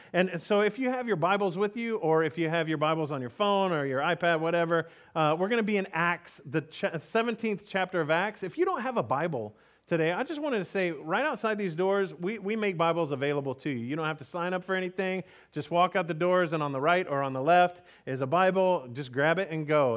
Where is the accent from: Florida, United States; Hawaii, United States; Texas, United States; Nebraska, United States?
Texas, United States; we grew up in Texas